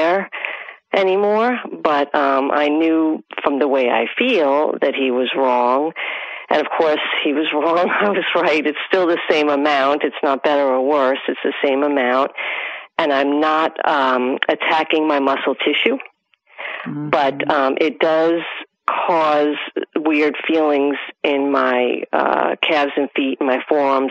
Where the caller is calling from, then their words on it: New Britain, Pennsylvania, United States; I'm calling from New Britain, Pennsylvania